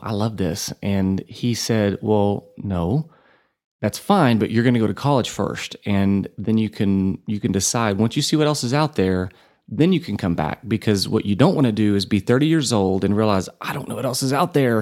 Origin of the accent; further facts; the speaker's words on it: Borger, Texas, United States; now in Amarillo, United States; I grew up, born and raised in Borger